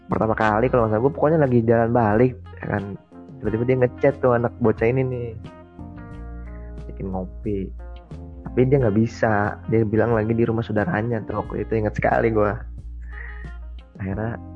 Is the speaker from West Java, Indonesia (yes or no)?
no; Jakarta, Indonesia; ternyata dia dari Bogor gue kan dari Jakarta